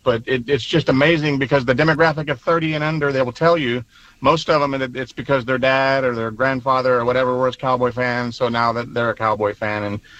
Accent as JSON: {"language": "English", "town": "Houston", "region": "Texas", "country": "United States", "also_born_or_lived": "San Antonio, Texas", "said": "I'm from Houston, but I lived in the San Antonio area for about 10, 12 years."}